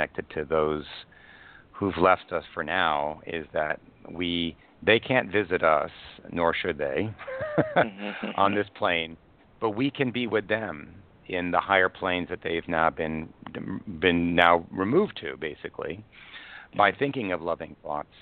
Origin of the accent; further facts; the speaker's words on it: New York, United States; moved away; I was born in New York Hospital. And I did leave New York